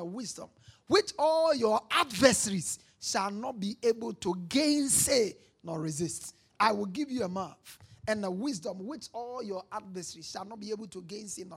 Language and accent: English; Ghana